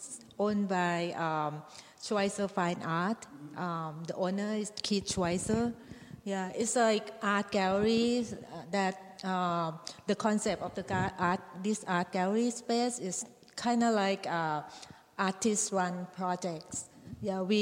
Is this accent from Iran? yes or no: no; Thailand; moved away; I'm from Thailand